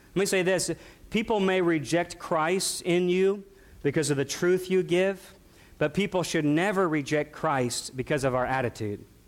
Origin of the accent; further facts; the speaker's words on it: near St. Louis, Missouri, United States; We, we grew up near St. Louis